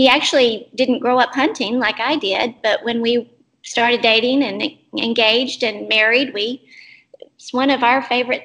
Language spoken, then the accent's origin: English; Albany, Texas, United States; I grew up in Albany, Texas